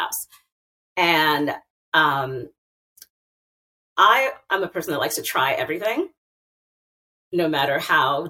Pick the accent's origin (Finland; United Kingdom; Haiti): Haiti; also born or lived in Brooklyn; now in Kingston, United States; I'm from Haiti